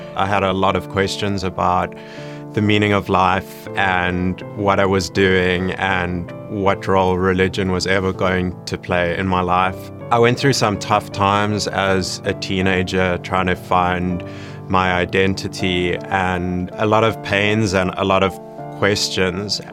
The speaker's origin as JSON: {"language": "English", "town": "Johannesburg", "region": "Gauteng", "country": "South Africa", "tie": "born or raised there", "said": "I grew up in Johannesburg, South Africa"}